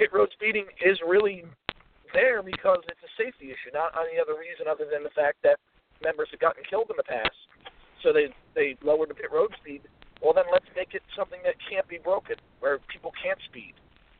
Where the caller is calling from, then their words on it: Virginia, United States; in Virginia.